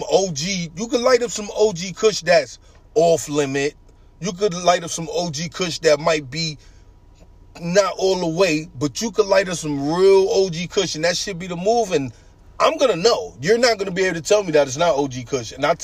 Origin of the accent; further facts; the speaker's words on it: New York, United States; But keep this in mind. I'm coming from New York. Everything is totally different than up here.